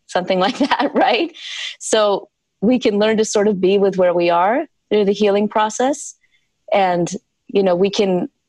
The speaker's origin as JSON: {"language": "English", "region": "South Carolina", "country": "United States", "tie": "born or raised there"}